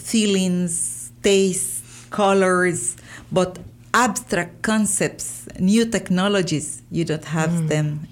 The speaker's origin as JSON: {"language": "English", "town": "Bilwi", "region": "North Caribbean Coast Autonomous Region", "country": "Nicaragua", "tie": "born or raised there", "first_language": "Miskito", "second_language": "English", "said": "I talk Miskito very good. It's my first language"}